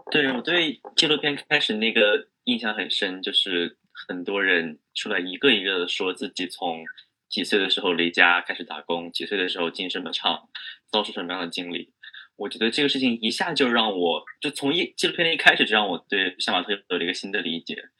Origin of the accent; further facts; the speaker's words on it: China; 一个在中国，在真，在中国长大的人